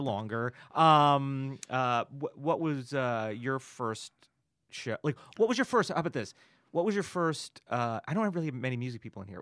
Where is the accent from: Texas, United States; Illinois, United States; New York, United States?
New York, United States; Newburgh; also born or lived in Bergen County, New Jersey; now in Los Angeles, United States; I'm I'm from New Jersey mm-hmm. originally, mm-hmm. you know, the Bergen County yeah. areas, you know. And then, you know, uh, at a pretty young, like 10 or whatever, I moved with my family to the Orange County area, which yeah. is Newburgh